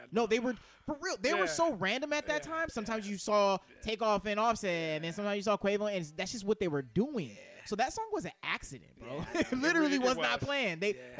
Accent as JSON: {"language": "English", "region": "Southeast", "country": "United States", "tie": "born or raised there", "said": "growing up in the Southeast, we have local rappers."}